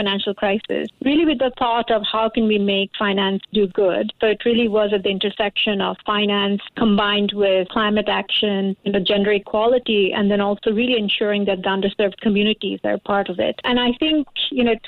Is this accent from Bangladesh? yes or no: yes; Bangladesh; now in Singapore; I'm originally from Bangladesh